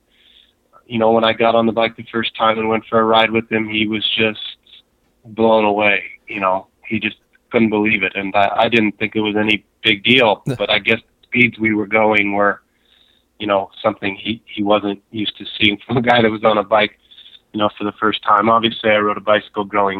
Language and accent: English; Southern California, United States; I was born and raised in Southern California